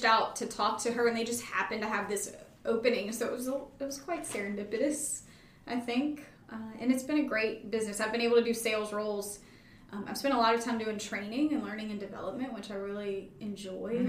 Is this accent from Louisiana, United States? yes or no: yes; Baton Rouge, Louisiana, United States; moved away as an adult; also born or lived in Chicago; I grew up in Baton Rouge.